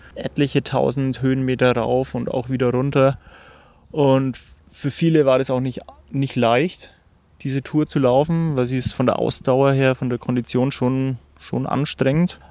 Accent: Germany; ich bin Landei, also ich bin am Land aufgewachsen

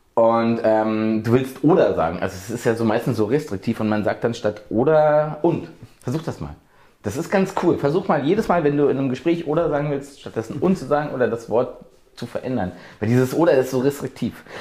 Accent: rural Brandenburg, Germany; 70, 80 Kilometer von hier, wirklich tiefste märkische Provinz.

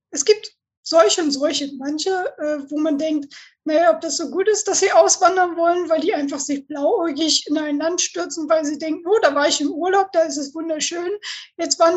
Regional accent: Northern Germany, Germany; ich komme aus Norddeutschland und wir sind halt, wir reden, was wir müssen.

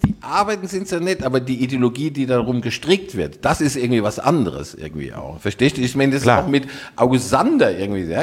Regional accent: Rhineland-Palatinate, Germany; also born or lived in Dortmund; now in Cologne, Germany; ich bin Pfälzer, ja, also und äh, aber tatsächlich Wahlkölner

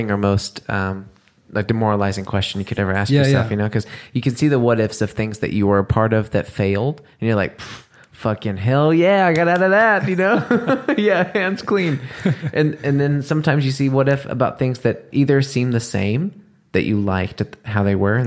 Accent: the South, United States; moved away as an adult; also born or lived in New Orleans; now in Germany; Growing up in the States, especially in the South

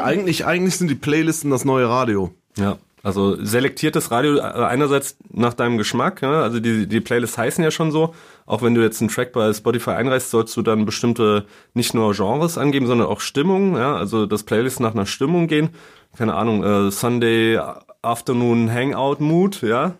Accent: Saarland, Germany; moved away as an adult; now in Berlin, Germany; ich komme aus dem Saarland

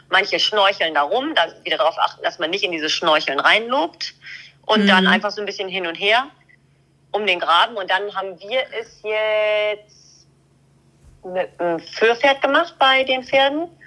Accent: Schleswig-Holstein, Germany; Ich komme aus Schleswig-Holstein, hier ist immer alles unter Wasser.

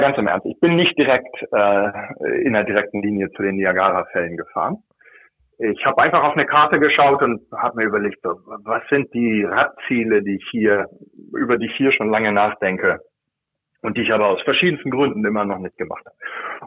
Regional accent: Lower Saxony, Germany; moved away as an adult; also born or lived in Northern Germany; now in United States; Ich bin äh, selbstidentifizierender Niedersachse

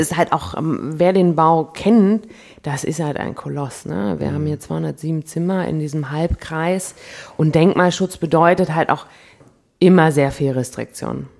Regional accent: Munich, Bavaria, Germany; moved away as an adult; now in Cologne, Germany; als Münchner

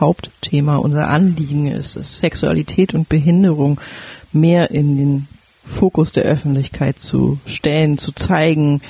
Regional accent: Berlin, Germany; moved away as an adult; now in Flensburg, Germany; Ich komme eigentlich aus Berlin

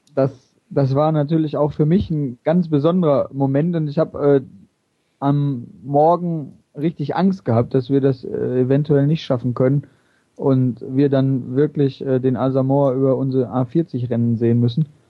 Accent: Oberhausen, North Rhine-Westphalia, Germany; also born or lived in Bochum / Mülheim; Ich bin hier in Oberhausen aufgewachsen

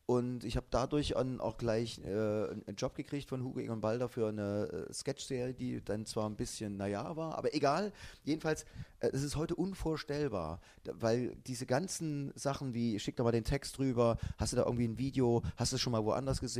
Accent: East Germany, Germany; weil ich komme aus der DDR.

